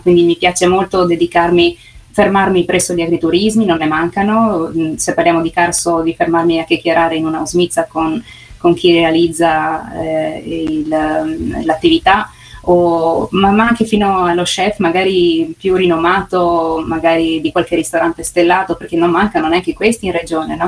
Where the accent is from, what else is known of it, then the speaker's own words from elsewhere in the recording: Sistiana, Friuli-Venezia Giulia, Italy; sono nata qui, sono nata a Sistiana